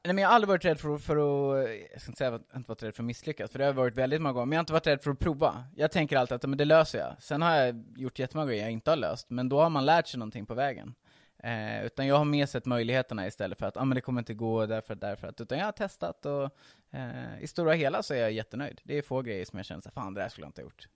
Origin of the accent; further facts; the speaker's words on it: Hultsfred, Kalmar County, Sweden; moved away as an adult; now in Stockholm, Sweden; Jag är uppvuxen i Hultsfred, så jag kommer inte från Stockholm från början